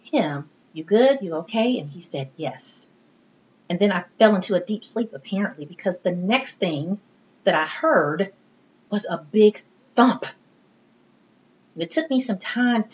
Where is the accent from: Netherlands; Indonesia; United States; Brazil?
United States; Midwest; also born or lived in East Texas; I'm from the Midwest, and I went to college in East Texas many years ago